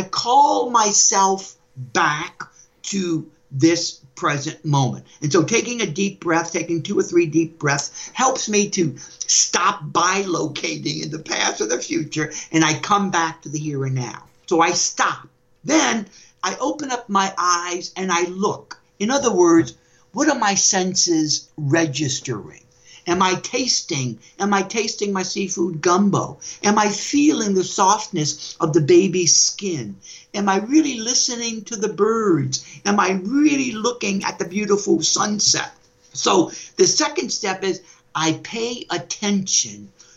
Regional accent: New Orleans, Louisiana, United States; When I was growing up in New Orleans, I still remember I was about 5 or 6 years old

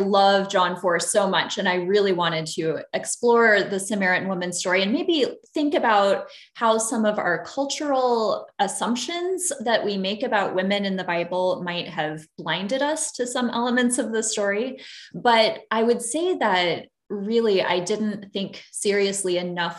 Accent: Illinois, United States; moved away as an adult; now in Santa Barbara, United States; I grew up in Illinois

